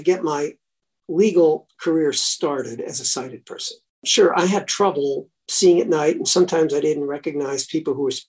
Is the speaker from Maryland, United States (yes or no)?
yes; Silver Spring, Maryland, United States; moved away as an adult; also born or lived in Washington, D.C. / Michigan / Chicago; I was born in Washington, D.C., March 1942. I grew up in Silver Spring, Maryland.